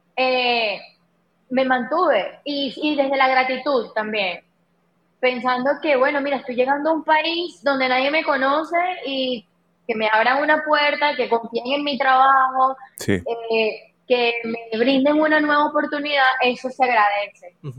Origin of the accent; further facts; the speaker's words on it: Venezuela; moved away as an adult; now in Dominican Republic; yo soy venezolana, eh, tengo cinco años acá en la isla